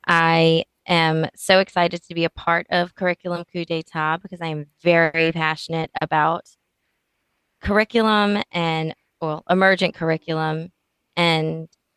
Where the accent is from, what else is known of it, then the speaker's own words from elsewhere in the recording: New Orleans, Louisiana, United States; I'm from New Orleans, Louisiana